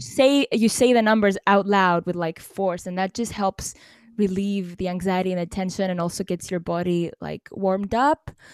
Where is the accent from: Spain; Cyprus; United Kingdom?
Cyprus; I'm from Cyprus